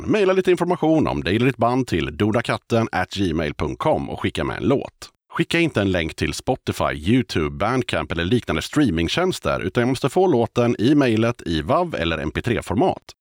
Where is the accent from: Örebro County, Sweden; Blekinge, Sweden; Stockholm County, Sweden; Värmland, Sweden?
Stockholm County, Sweden; Stockholm; Jag är från Stockholm.